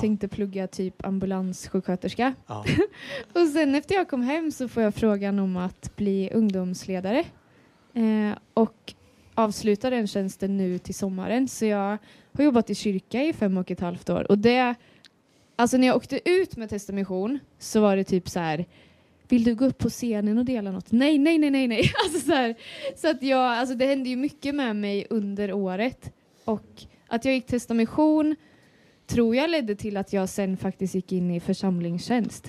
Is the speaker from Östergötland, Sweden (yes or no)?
yes; Linköping, Östergötland, Sweden; Jag kommer från Lidköping. Linköping.